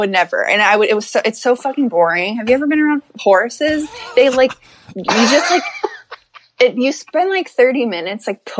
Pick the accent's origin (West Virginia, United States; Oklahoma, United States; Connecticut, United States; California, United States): West Virginia, United States; Hurricane; I'm from Hurricane, West Virginia.